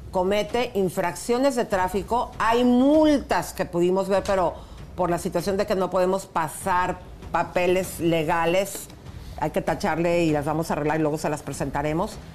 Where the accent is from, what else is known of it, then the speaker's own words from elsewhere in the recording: Mexico; soy mexicana, chico.